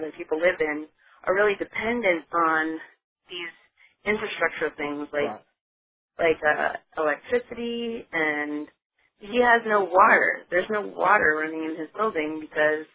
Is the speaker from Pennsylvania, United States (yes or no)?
no; New York, United States; moved away; I'm actually a New Yorker